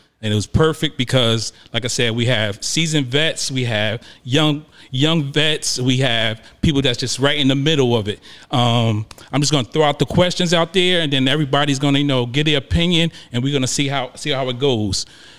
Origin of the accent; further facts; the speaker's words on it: New York, United States; I'm originally from New York, New Jersey area.